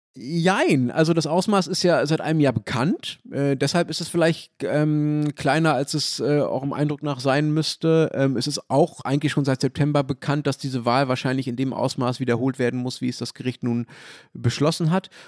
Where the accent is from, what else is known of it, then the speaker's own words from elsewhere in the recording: Berlin, Germany; als Berliner